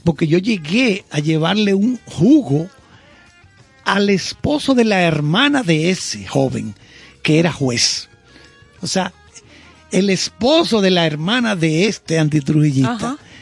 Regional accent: Santiago de los Caballeros, Santiago, Dominican Republic; also born or lived in Salcedo, Dominican Republic; nací en Salcedo. Duré pocos años porque me fui para Santiago.

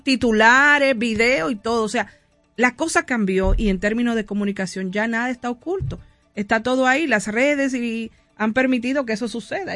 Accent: Dominican Republic; cómo es que los dominicanos actuamos

